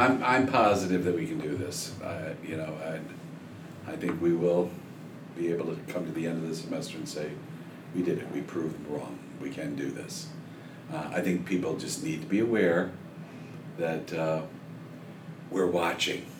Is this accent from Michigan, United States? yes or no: yes; Michigan, United States; moved away; I grew up in Michigan